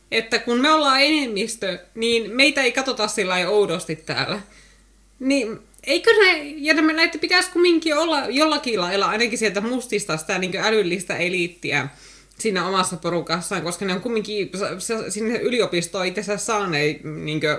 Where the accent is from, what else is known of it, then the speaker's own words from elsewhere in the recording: Finland; mä elän mun kotimaassa, missä suuri osa ihmisistä on mun näköisiä.